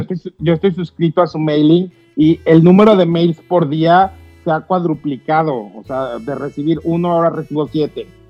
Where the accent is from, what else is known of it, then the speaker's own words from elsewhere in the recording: Mexico; como mexicanos